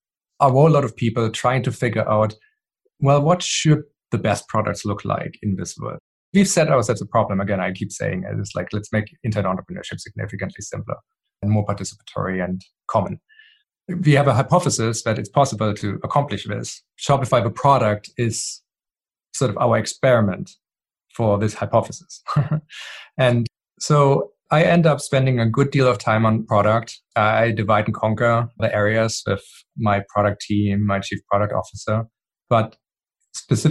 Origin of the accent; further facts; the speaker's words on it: Germany; moved away; I grew up in Germany